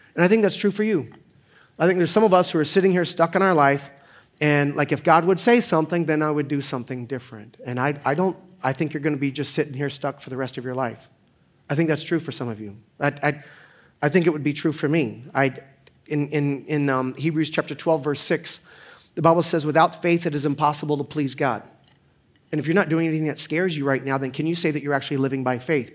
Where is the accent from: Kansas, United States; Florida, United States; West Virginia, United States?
Florida, United States; Orlando; moved away as an adult; also born or lived in Pensacola / Denver / Stoughton; I was born in Pensacola, raised in Orlando